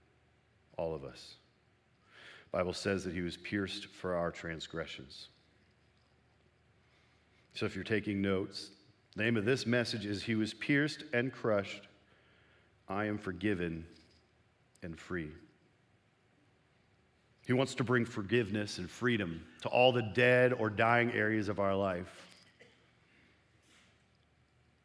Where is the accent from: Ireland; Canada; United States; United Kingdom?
Canada; moved away; I sometimes need to cross over the border to my homeland of Canada.